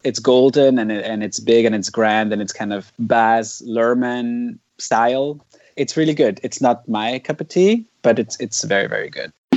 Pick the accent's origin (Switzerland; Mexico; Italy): Switzerland; Zurich; moved away as an adult; now in Toronto, Canada; I was born and raised in Zurich, Switzerland. But for the past two years, I've been living in Toronto in Canada